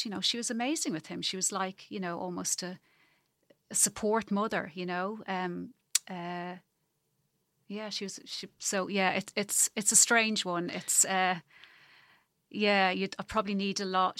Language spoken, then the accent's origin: English; Ireland; moved away as an adult; also born or lived in Zambia; now in New Zealand; the longer I'm away from Ireland, the more I miss it